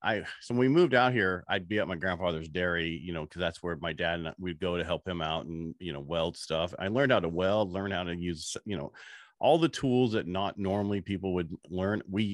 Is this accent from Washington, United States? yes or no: no; Burlingame, California, United States; born there; I was born in Burlingame, California